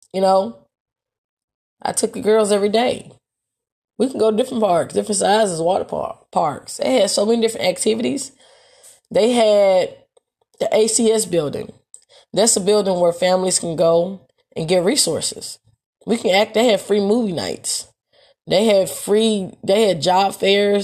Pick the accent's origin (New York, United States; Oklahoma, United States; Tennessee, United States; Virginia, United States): Tennessee, United States; Memphis; moved away as an adult; also born or lived in Texas; I wasn't ready to leave Memphis, Tennessee